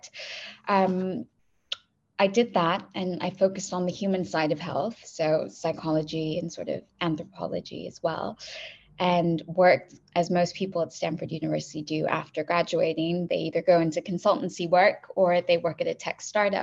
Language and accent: English; Kuwait; also born or lived in Dubai / Bay Area, California; now in London, United Kingdom; I grew up in Kuwait and I'm half Iranian and half Pakistani